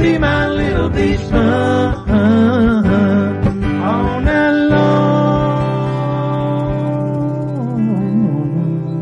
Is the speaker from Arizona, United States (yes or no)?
no; New Jersey, United States; moved away as an adult; now in Florida, United States; I'm originally from Jersey